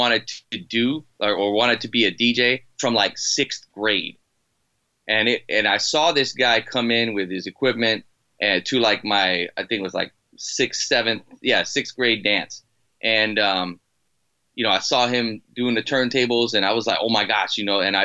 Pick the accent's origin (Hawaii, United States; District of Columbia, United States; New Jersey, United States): Hawaii, United States; Maui; also born or lived in Boston, Massachusetts; I'm originally from Boston and I was uprooted when I was like seven and my mom had a friend that moved over to Maui, Hawaii, and she kind of followed her there and took me and my brother